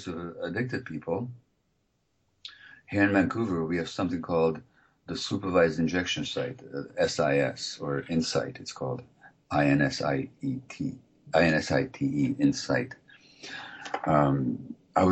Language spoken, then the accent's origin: English; Hungary; moved away; I'm from originally from Hungary